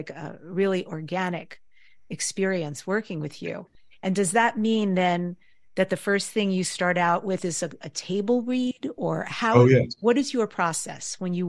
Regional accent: New York, United States; I grew up in New York. One of the things we did was always go into the city, New York City, to see the theater. I mean, this is a part of my heritage.

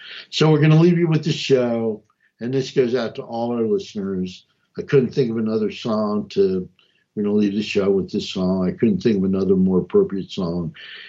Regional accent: New Jersey, United States; also born or lived in Montgomery County, Maryland; I ran amok in Montgomery County, and I came from North New Jersey

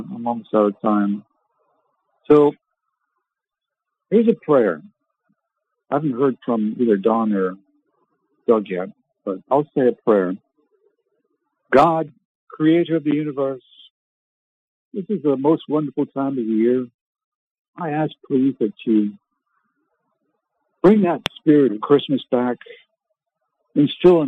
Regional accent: Canada; I was born in Canada

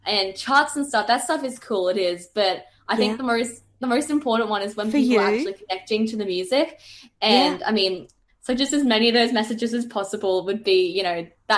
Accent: Gold Coast, Queensland, Australia; also born or lived in Brisbane; I was born in Brisbane. I've lived in the Gold Coast my entire life. Mm. And all my family's here, and I love it. I love it here so much.

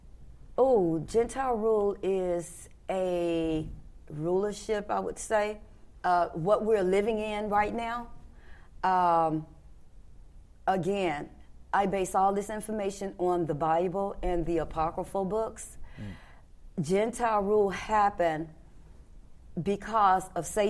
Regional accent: Memphis, Tennessee, United States; I came from Memphis, Tennessee

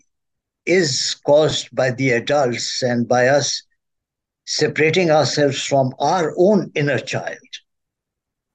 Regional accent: Pakistan; now in Washington, United States; I'm originally from Pakistan

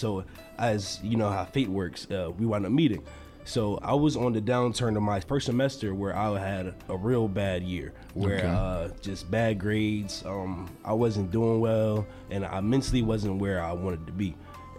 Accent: Wilmington, Delaware, United States; now in Charlotte, United States; I'm originally from Wilmington, Delaware.

